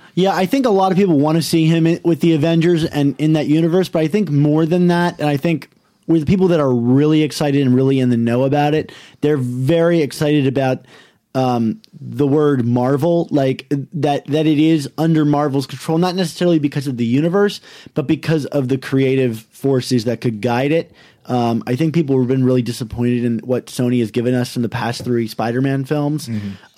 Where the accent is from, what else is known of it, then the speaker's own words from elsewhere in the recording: Maryland, United States; moved away as an adult; also born or lived in New York / Baltimore area; I'm from Maryland